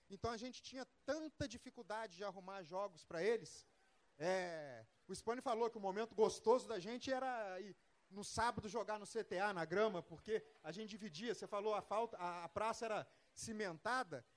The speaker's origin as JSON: {"language": "Portuguese", "town": "Volta Redonda", "region": "Rio de Janeiro", "country": "Brazil", "tie": "born or raised there", "also_born_or_lived": "São José dos Campos", "moved": "yes", "said": "eu sou natural de Volta Redonda, e no, nos primeiros dias de aula me apresentaram à praça."}